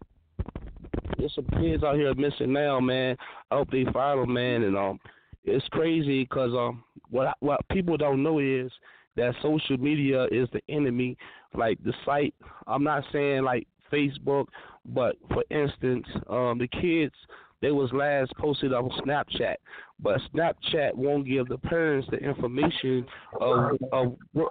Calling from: New Mexico, United States; I'm calling from New Mexico, man. Out that 505

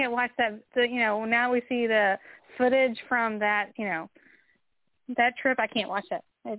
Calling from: Kentucky, United States; I'm calling from Kentucky.

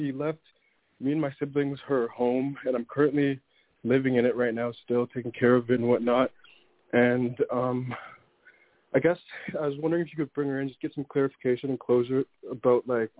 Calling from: Toronto, Ontario, Canada; I'm calling from Toronto.

